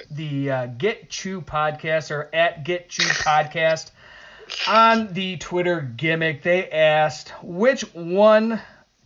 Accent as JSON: {"language": "English", "town": "Buffalo", "region": "New York", "country": "United States", "tie": "born or raised there", "said": "when I grew up in Buffalo"}